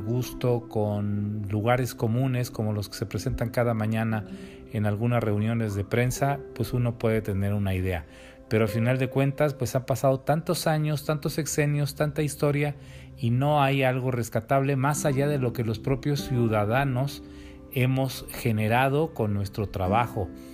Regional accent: Mexico; como pueblo, como mexicanos

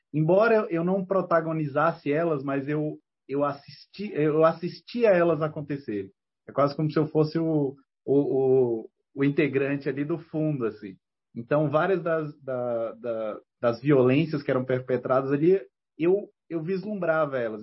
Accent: Ceilândia, Federal District, Brazil; a Ceilândia, quando, quando eu cresci lá

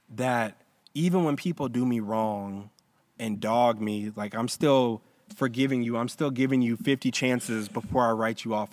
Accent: Roswell, Georgia, United States; I grew up in Roswell

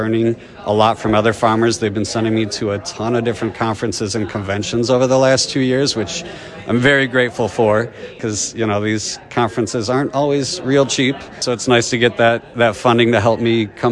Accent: Baraboo, Wisconsin, United States; I'm from Baraboo, Wisconsin

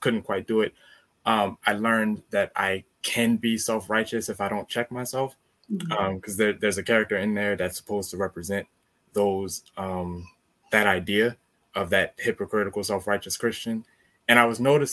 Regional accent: Maryland, United States; I'm from Maryland

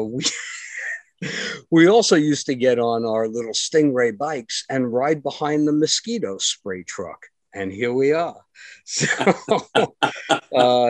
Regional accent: Union City, New Jersey, United States; also born or lived in Secaucus, New Jersey; I did the first 12 years in Union City

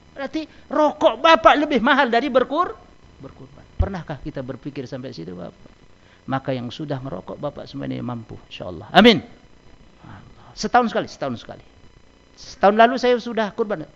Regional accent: Medan, North Sumatra, Indonesia; bahasa kami orang Medan

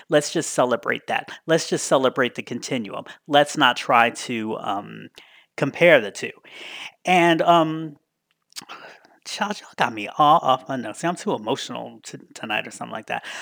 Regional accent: Washington, District of Columbia, United States; going to school in my hometown of D C

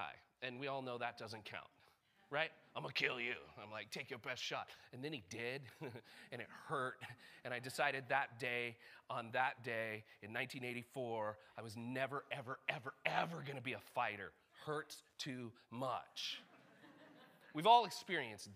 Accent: United States; We're Americans

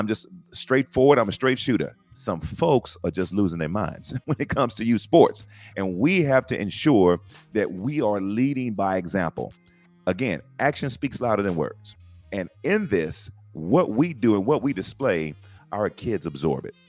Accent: San Antonio, Texas, United States; now in Round Rock, United States; I am originally from San Antonio, Texas, but I live in Round Rock, Texas, north of Austin

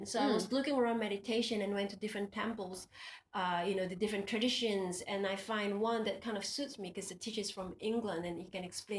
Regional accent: Singapore; first language Indonesian; moved away as an adult; also born or lived in Indonesia; now in Australia; Well, I'm born in Indonesia, but I grew up in Singapore and now I reside in Australia.

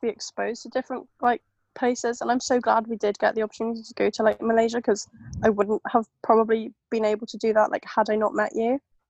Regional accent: Wales, United Kingdom; Like, I don't have a Welsh accent particularly, which is kind of a good thing, but also kind of a bad thing that I can never choose.

